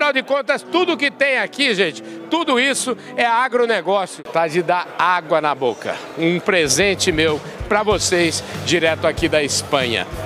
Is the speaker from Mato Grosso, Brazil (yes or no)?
yes; Mato Grosso, Brazil; Eu vim do Mato Grosso.